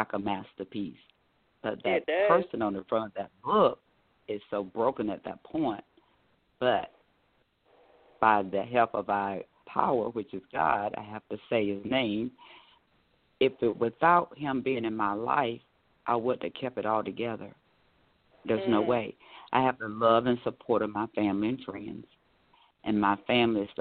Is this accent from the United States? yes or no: yes; Raeford, North Carolina, United States; now in Orlando, United States; I am based out of Orlando, Florida, but my hometown is Rayford, North Carolina, born and raised